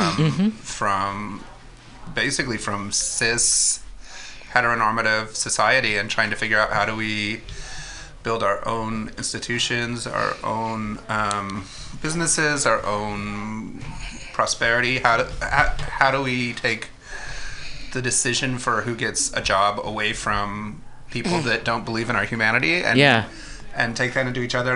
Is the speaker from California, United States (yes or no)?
yes; Modesto, California, United States; I grew up actually in the Central Valley of California. I grew up in Modesto